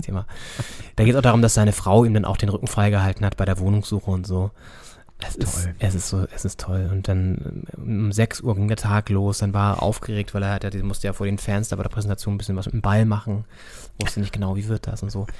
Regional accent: Northern Germany, Germany; wir haben natürlich als Norddeutsche

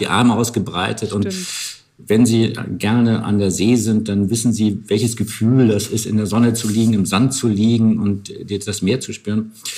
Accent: Northern Germany, Germany; ich komme auch aus Norddeutschland

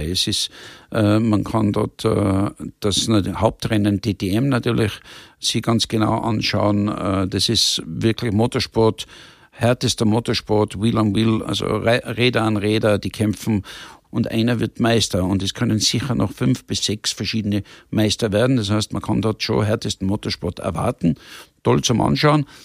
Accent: Tyrol, Austria; also born or lived in Monaco; Ich wollte eigentlich wieder da sein, wo ich meine Kindheit verbracht habe, wo ich aufgewachsen bin. Und das habe ich dann vor fünf oder sechs Jahren beschlossen. Wohne in der Zwischenzeit, wie man eingangs gesagt hat, in, in Tirol, in den Bergen

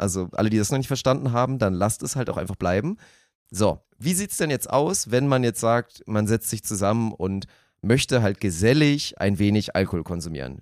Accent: Lower Saxony, Germany; Das einzige Privileg aus Niedersachsen zu kommen, dass man akzentfrei Deutsch sprechen

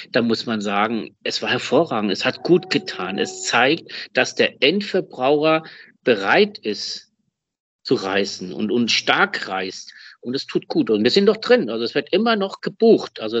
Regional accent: Germany; also born or lived in Spain; ich bin ja sehr deutsch-spanisch, spanisch-deutsch, also das kann man da so nennen, wie man will. Ich bin in Spanien geboren in Deutschland aufgewachsen.

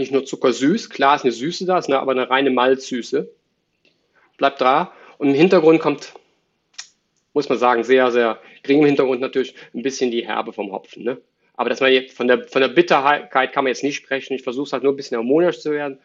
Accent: Cologne, North Rhine-Westphalia, Germany; also born or lived in Dortmund; Ich bin ein Kölsche Jung, also Vater sowieso, Opa, Oma, Generation und darüber

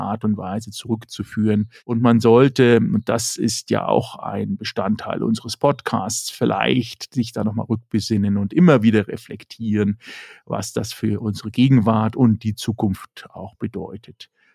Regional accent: Germany; bei uns in Deutschland und Europa

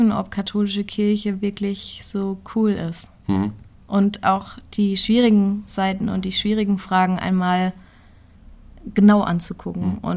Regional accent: Neuhof, Hesse, Germany; Ich komme aus Neuhof gebürtig und bin dann Fulda kenne ich seit dem Abi so.

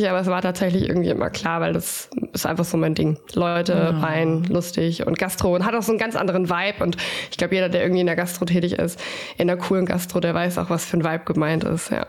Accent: Stuttgart, Baden-Württemberg, Germany; ich komme aus Stuttgart

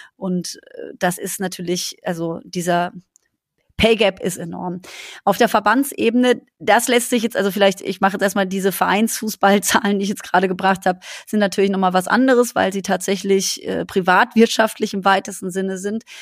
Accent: Black Forest, Baden-Württemberg, Germany; ich komme ja aus dem Schwarzwald

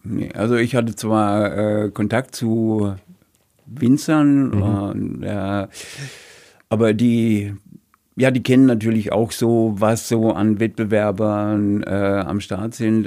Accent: Rhineland-Palatinate, Germany; moved away; also born or lived in Heilbronn; In meinem Heimatort, in meinem früheren Heimatort, in meinem Geburtsort

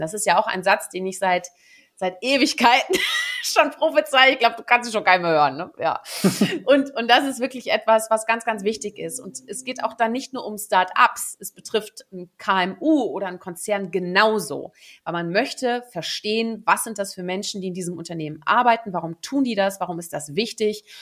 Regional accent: Netherlands; moved away; also born or lived in Germany; ich gebürtige Niederländerin bin

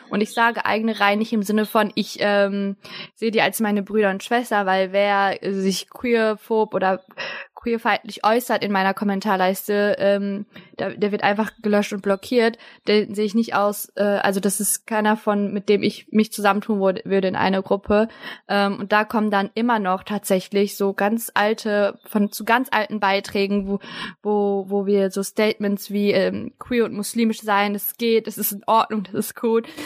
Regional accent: Germany; Ich bin für mich deutsch, ich bin auch türkisch

